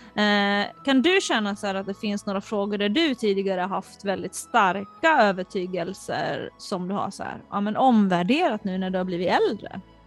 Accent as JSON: {"language": "Swedish", "country": "Finland", "tie": "born or raised there", "also_born_or_lived": "Sweden", "moved": "yes", "said": "jag är uppvuxen i Finland"}